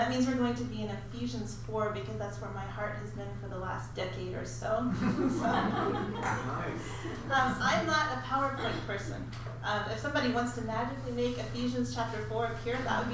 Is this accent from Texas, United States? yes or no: yes; Denver City, Texas, United States; the Church of Christ, where I grew up in Denver City, Texas